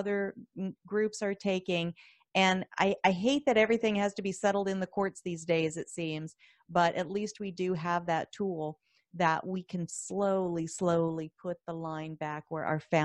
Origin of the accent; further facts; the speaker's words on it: Arizona, United States; I'm from Arizona